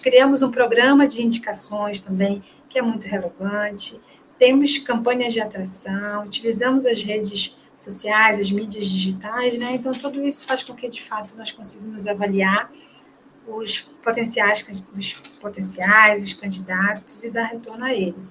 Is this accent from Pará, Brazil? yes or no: yes; Belém, Pará, Brazil; Eu sou paraense, né? Sou de Belém do Pará